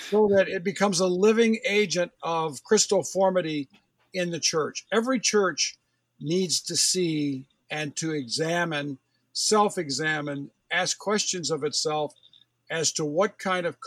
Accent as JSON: {"language": "English", "country": "United States", "tie": "born or raised there", "said": "I grew up in American fundamentalism and we had a radar up"}